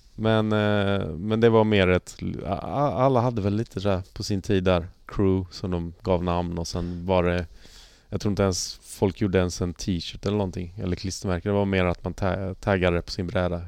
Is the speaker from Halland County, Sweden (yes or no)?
yes; Halmstad, Halland County, Sweden; jag är ju från Halmstad Halmstad skate-gänget